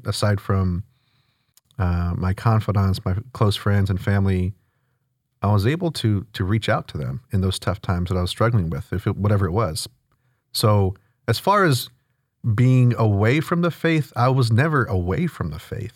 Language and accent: English; Houston, Texas, United States; born and raised here in the north part of town in spring. Uh, grew up in the Klein School District, went to Klein High School. Um, yeah, I'm from Houston